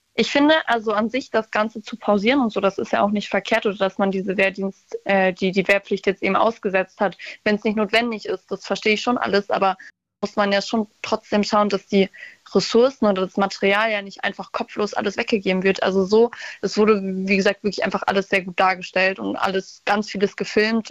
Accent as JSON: {"language": "German", "region": "Brandenburg", "country": "Germany", "also_born_or_lived": "Wilhelmshaven", "said": "ich komme nur aus Brandenburg"}